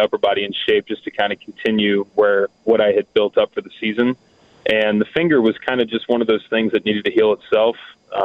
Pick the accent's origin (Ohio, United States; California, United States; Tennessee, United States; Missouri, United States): Ohio, United States; Cincinnati; I grew up in the Cincinnati area